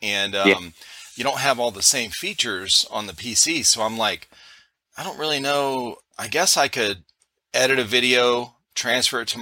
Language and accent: English; Cleveland, Ohio, United States; now in South Carolina, United States; we're originally from Cleveland, Ohio